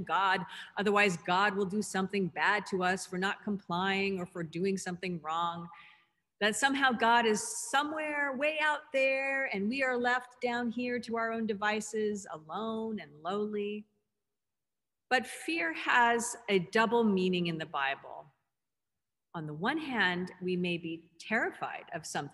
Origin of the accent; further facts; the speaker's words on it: Southern California, United States; growing up in Southern California